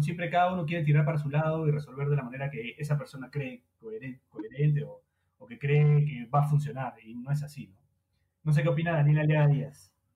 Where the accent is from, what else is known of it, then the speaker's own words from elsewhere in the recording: Peru; creo que en Perú no tiene tanta importancia